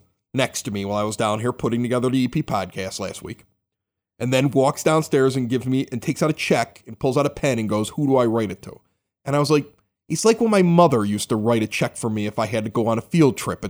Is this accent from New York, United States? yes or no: no; Chicago, Illinois, United States; moved away as an adult; now in Evergreen Park, United States; I was a young kid. I grew up in St. Denis Parish, Ashburn neighborhood, about 80th and Spaulding in Chicago. Okay, moved here. I've been here for the last 15 years.